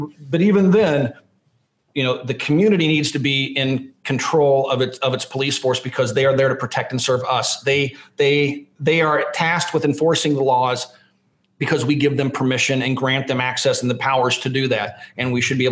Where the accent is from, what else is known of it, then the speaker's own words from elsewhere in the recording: Lawrence, Kansas, United States; moved away; When I was a kid growing up in Lawrence, Kansas